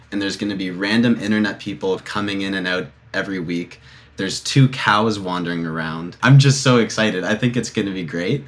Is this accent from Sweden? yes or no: no; Toronto, Ontario, Canada; I'm from Toronto